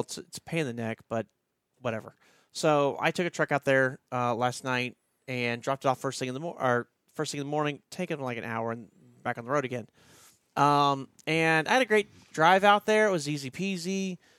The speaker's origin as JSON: {"language": "English", "town": "Baton Rouge", "region": "Louisiana", "country": "United States", "tie": "born or raised there", "moved": "yes", "lives_now": "Dublin, Ohio, United States", "said": "we didn't have tornadoes growing up in Baton Rouge"}